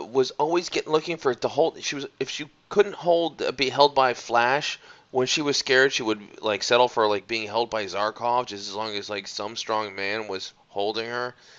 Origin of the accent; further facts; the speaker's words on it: outside of Philadelphia, Pennsylvania, United States; I grew up outside of Philadelphia, so Rocky was very important to everyone in my area